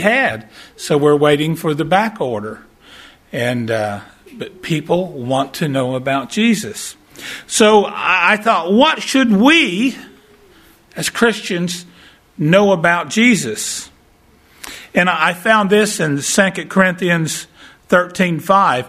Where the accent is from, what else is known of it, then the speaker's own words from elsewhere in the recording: Texarkana, United States; My wife and I, we're from Texarkana, and we do fair ministries